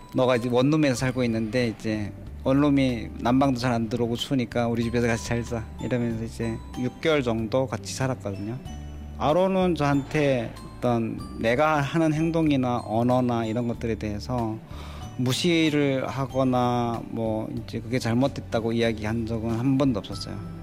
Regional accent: Hamgyong, North Korea; accent: Hamgyong dialect; now in South Korea; 제가 일부러 함경도 사투리를 이제 많이 써요

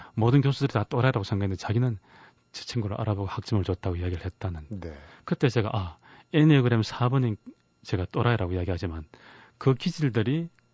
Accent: Daegu, South Korea; 제 고향인 대구에

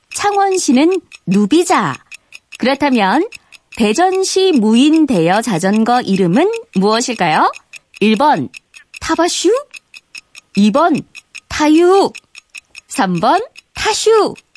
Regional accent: Daegu, South Korea; 제가 대구 출신이거든요.

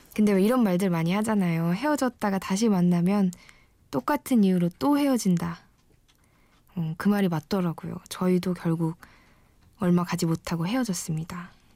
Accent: Wonju, Gangwon, South Korea; 저는 강원도 원주에서 태어났고요

